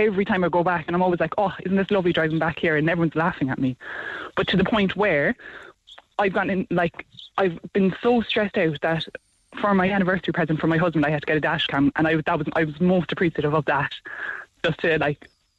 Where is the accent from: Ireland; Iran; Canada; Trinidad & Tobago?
Ireland; Cork, Munster; now in Tipperary, Ireland; I'm from Cork originally and moved up to Tipperary